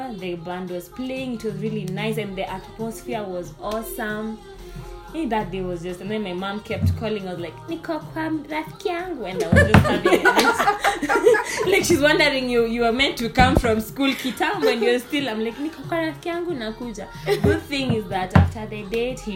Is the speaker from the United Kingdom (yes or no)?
no; Kenya; as Kenyan ladies